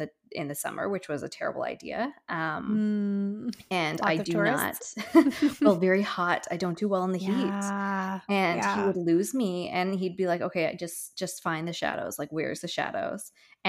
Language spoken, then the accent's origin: English; Newfoundland and Labrador, Canada; I think that's growing up in Newfoundland where it's, you know, a good day is 10 degrees and 25 is probably the highest it gets in the middle of July.